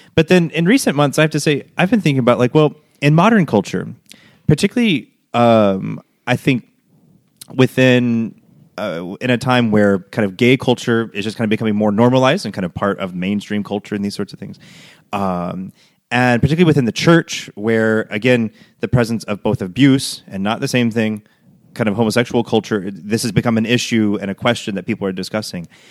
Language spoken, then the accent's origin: English; United States; moved away as an adult; now in Rome, Italy; from the States